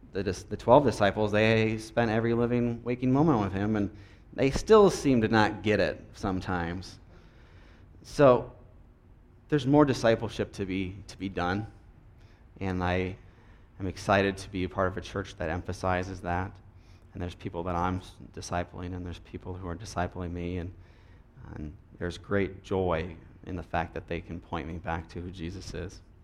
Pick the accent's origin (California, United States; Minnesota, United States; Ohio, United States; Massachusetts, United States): Minnesota, United States; I'm from Minnesota